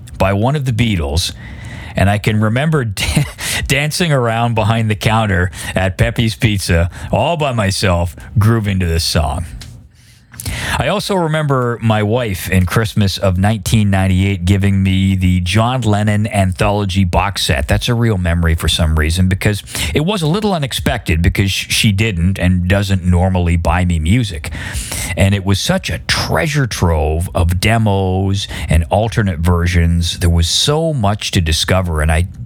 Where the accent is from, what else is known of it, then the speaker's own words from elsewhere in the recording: Oshawa, Ontario, Canada; I grew up in Oshawa, Ontario, Canada